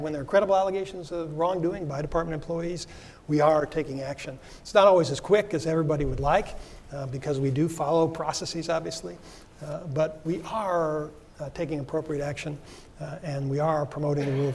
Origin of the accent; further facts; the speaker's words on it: Philadelphia, Pennsylvania, United States; Philadelphia, my hometown